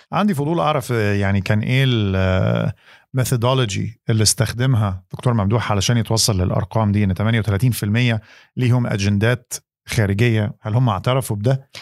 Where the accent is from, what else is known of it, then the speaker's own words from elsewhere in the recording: Egypt; عندنا في مصر